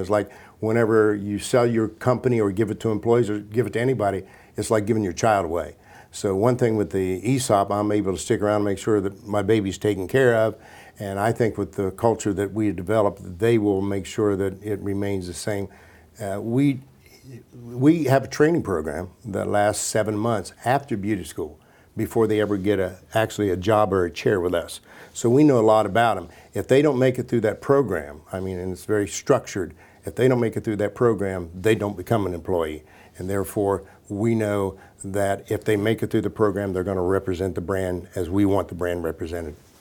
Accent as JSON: {"language": "English", "town": "Washington Court House", "region": "Ohio", "country": "United States", "tie": "born or raised there", "also_born_or_lived": "Columbus, Ohio", "said": "I'm a kid from Washington Courthouse, Ohio"}